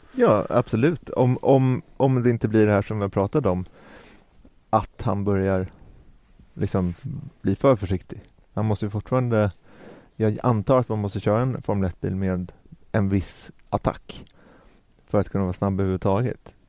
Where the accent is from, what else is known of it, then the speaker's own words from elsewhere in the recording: Sweden; som svensk